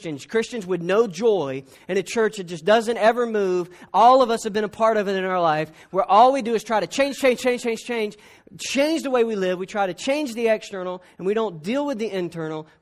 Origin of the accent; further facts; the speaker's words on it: South Georgia, United States; I'm from South Georgia